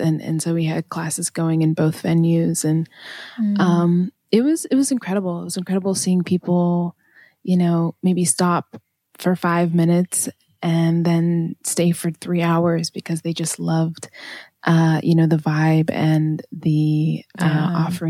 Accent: Maine, United States; I grew up in Maine

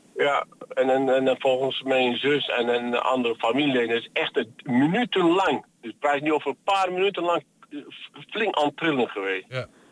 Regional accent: Antakya, Hatay, Turkey; now in Netherlands; dat is mijn geboortestad

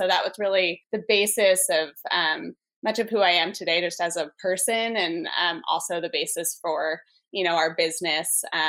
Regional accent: New York, United States; I grew up in New York

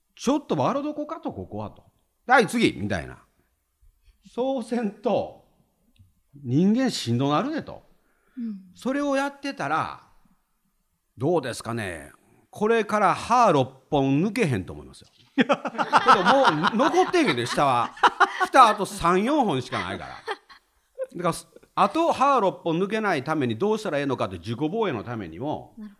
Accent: Himeji, Hyogo, Japan; 兵庫県の姫路市っていうところ出身なんですね

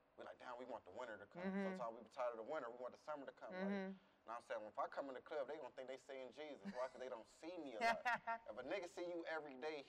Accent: Cleveland, Ohio, United States; I'm from St. Clair

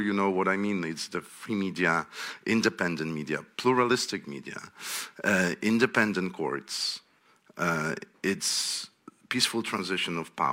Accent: Poland; I'm from Poland

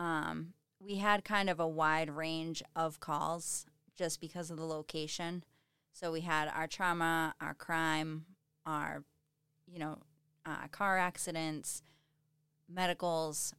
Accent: Halifax, Massachusetts, United States; moved away as an adult; now in Weymouth, United States; I'm originally from Halifax. I live in Weymouth now

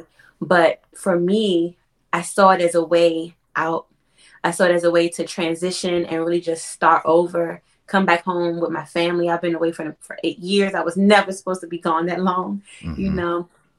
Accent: Washington, District of Columbia, United States; it's crazy that I stayed in my hometown. But I said Georgetown, Washington, D.C.

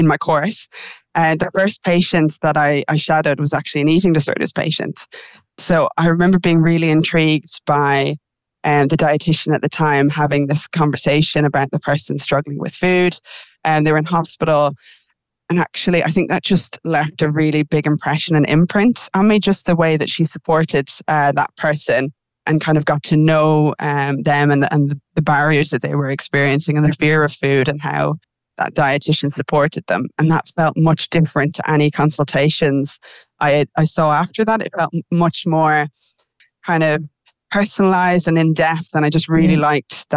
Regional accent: Ireland; being Irish

